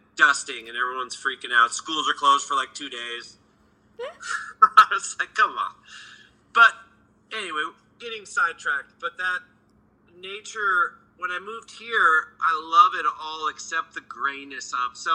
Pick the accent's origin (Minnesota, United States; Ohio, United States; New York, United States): Minnesota, United States; also born or lived in Los Angeles, California; now in Nashville, United States; I grew up in Minnesota